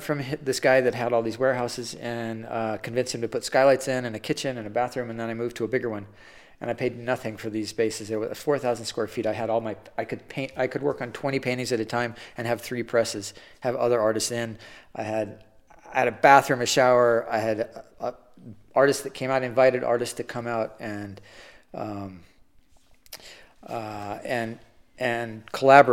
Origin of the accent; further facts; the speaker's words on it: California, United States; moved away as an adult; also born or lived in Los Angeles / Santa Barbara; now in Santa Fe, United States; I was born in California.